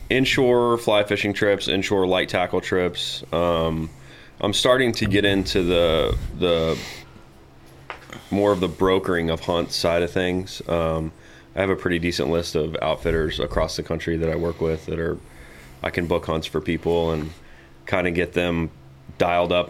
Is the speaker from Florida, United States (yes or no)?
yes; Tarpon Springs, Florida, United States; as you said, I grew up in Tarpon Springs. It's a very small community, um, you know, built around a river.